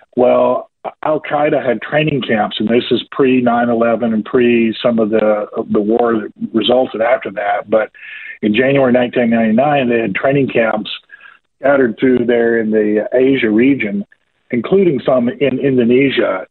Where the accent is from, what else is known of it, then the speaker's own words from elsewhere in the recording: Georgia, United States; accent: southerner; I was born and raised here in a state called Georgia, over here on the east, southeast of the United States uh, rural part of the country